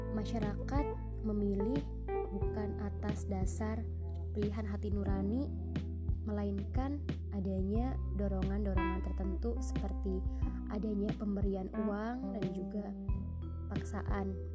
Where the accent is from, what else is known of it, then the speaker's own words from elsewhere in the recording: Demak, Central Java, Indonesia; asal daerah saya, yaitu Kabupaten Demak